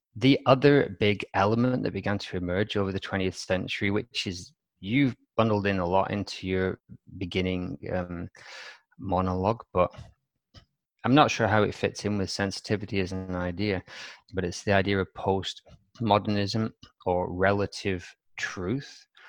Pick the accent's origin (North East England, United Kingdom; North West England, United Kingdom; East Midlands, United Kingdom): North West England, United Kingdom; Wigan; my hometown's, uh, Wigan